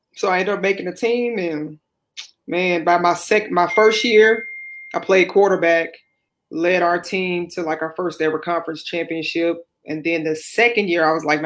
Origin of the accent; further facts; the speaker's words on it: Baton Rouge, Louisiana, United States; also born or lived in New Orleans, Louisiana / Greenville, Mississippi; I was born in New Orleans, raised in Baton Rouge, and also Greenville, Mississippi